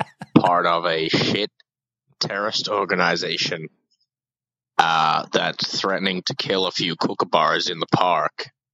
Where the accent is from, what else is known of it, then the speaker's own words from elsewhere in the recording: Canada; Like I said, I'm very Canadian.